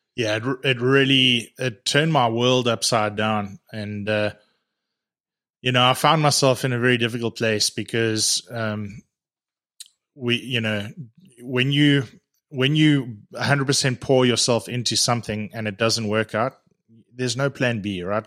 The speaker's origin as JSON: {"language": "English", "town": "Edenvale", "region": "Gauteng", "country": "South Africa", "tie": "born or raised there", "moved": "as an adult", "lives_now": "Canada", "said": "I was born, uh, in Johannesburg, uh, in, in, uh, small town in Edenvale"}